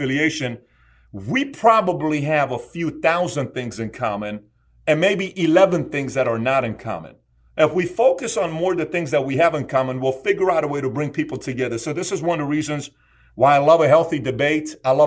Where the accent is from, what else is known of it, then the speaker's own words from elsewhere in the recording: Iran; I was born in Iran